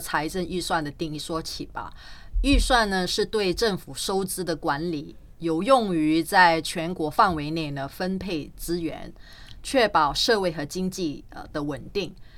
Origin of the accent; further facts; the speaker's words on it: Singapore; 我们，呃，新加坡政府